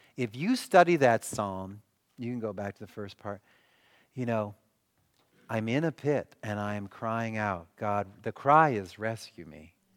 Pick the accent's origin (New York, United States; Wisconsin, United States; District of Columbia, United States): Wisconsin, United States; Milwaukee; I'm from Milwaukee.